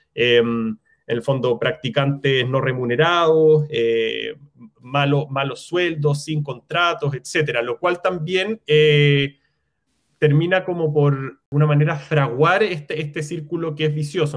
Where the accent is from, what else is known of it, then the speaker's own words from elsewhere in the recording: Chile; also born or lived in New York; soy arquitecto chileno